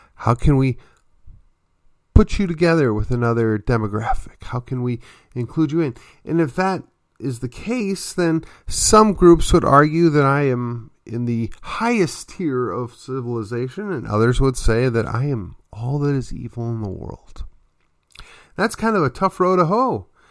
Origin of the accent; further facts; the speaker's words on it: just outside of Milwaukee, Wisconsin, United States; I come from the Midwest. I come from an area just outside of Milwaukee